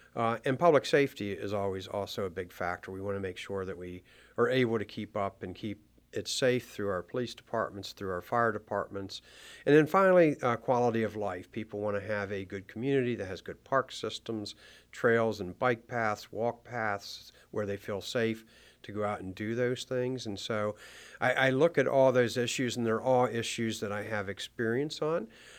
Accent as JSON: {"language": "English", "region": "Maryland", "country": "United States", "tie": "born or raised there", "said": "as I grew up and lived in Frederick County, I never really intended on running for political office."}